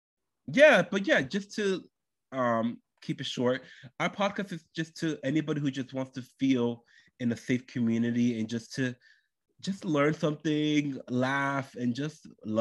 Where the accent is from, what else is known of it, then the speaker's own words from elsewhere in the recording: United States; Dominican Republic and I was born in, and they immigrated to the United States and therefore they had me and I was born and raised in the United States. So I would be considered first generation.